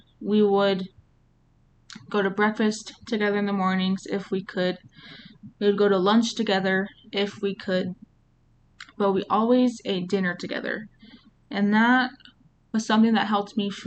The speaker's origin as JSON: {"language": "English", "region": "New Mexico", "country": "United States", "also_born_or_lived": "Las Cruces, New Mexico", "said": "I'm from New Mexico"}